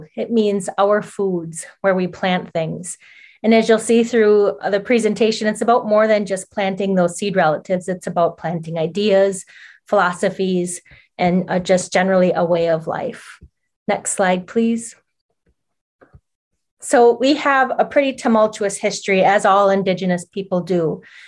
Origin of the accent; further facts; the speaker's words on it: Oneida Reservation, Duck Creek, Wisconsin, United States; I grew up near Duck Creek that runs through the Oneida Reservation.